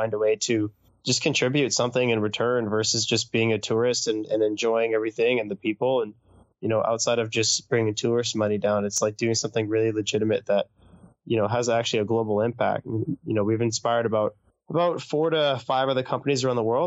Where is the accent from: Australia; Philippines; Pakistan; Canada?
Canada; North Vancouver, British Columbia; also born or lived in Bordeaux, France; I grew up in North Vancouver